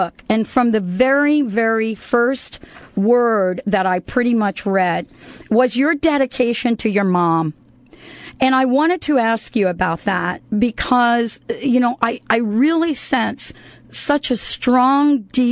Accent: United States; moved away; I grew up in New York and New Jersey

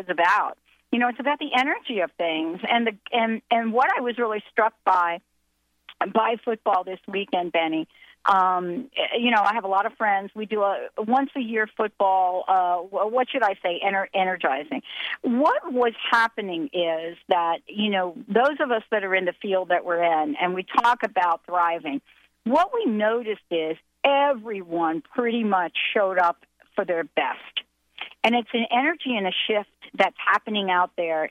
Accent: East Coast, United States; I'm from the East Coast

